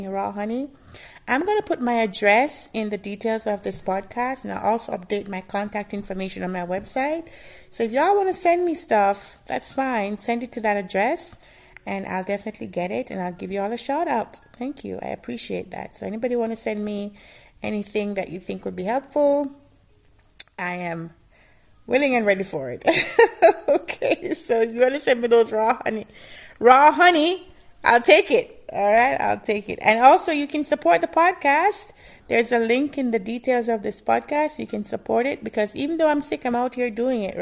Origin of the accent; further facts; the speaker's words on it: Jamaica; moved away; I used to eat a lot when I was growing up in Jamaica